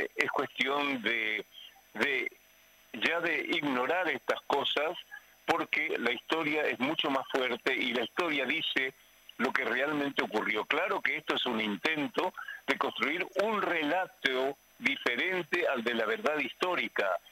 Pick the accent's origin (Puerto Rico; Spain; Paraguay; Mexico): Paraguay; moved away; mi país de origen, que es el Paraguay